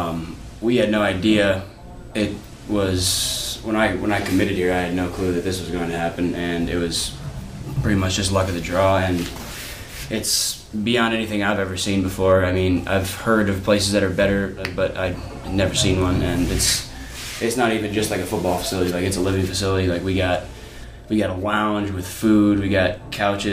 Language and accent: English; Huron, South Dakota, United States; moved away as an adult; I grew up about 10 miles south of my hometown on a ranch